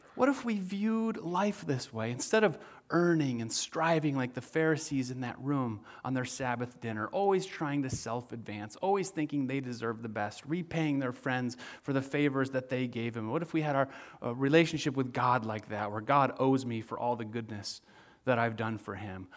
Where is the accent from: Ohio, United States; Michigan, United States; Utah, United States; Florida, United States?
Michigan, United States; West; moved away; I'm from West Michigan